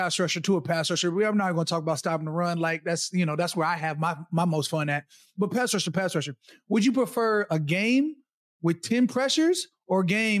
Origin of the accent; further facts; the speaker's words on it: Arizona, United States; also born or lived in Minnesota; I'm really from Arizona. Like, I was born in Minnesota, but I left when I was four.